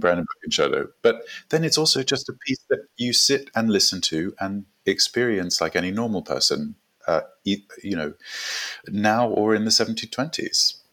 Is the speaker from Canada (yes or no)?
no; South Africa; also born or lived in Gold Coast, Australia / New York, United States; now in London, United Kingdom; I was born in South Africa